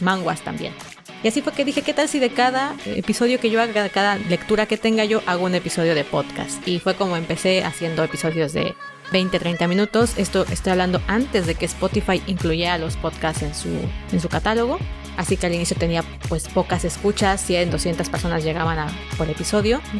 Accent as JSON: {"language": "Spanish", "country": "Mexico", "said": "soy de México, soy mexicana"}